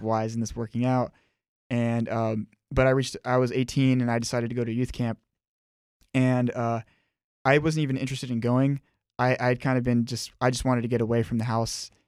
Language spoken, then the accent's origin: English; Miami, Florida, United States; I was born and raised in Miami, Florida